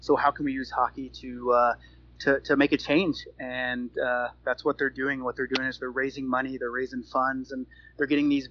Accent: United States; I'm American

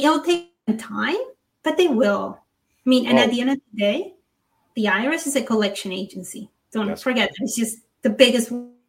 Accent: Panama; moved away; I was born in Panama.

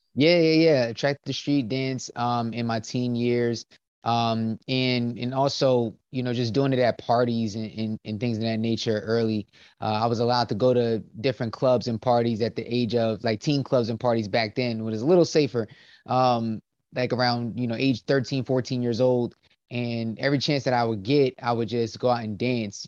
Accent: Willingboro, New Jersey, United States; I grew up in uh, a small town called Willingboro, New Jersey

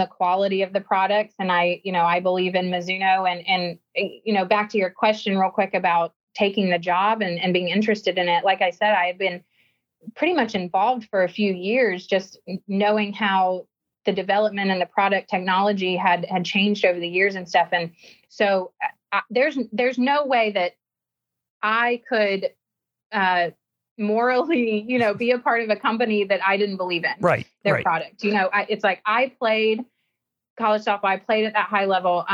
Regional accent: Georgia, United States; moved away as an adult; also born or lived in Tuscaloosa, Alabama / South Carolina; Growing up in Georgia, about 20 minutes from the University of Georgia

